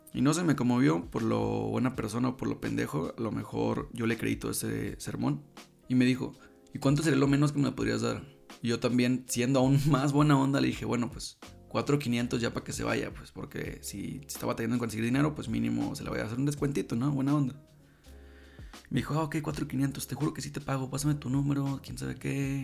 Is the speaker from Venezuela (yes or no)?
no; La Paz, Baja California Sur, Mexico; moved away; en La Paz, de donde yo soy